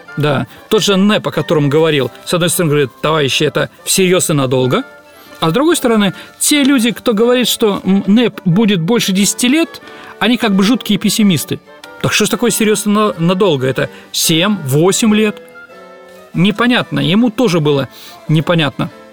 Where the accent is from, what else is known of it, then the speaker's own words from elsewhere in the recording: Saint Petersburg, Russia; я родом с Боровой, с Лиговки – то есть с этого бандитского района нашего э, города Ленинграда, Петербурга, Петрограда